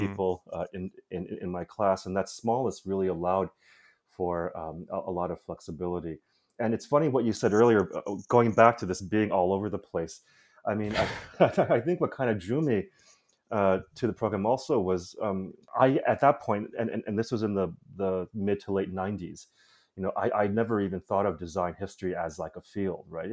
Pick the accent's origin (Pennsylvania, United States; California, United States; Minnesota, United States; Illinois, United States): Illinois, United States; Chicago; I grew up in Chicago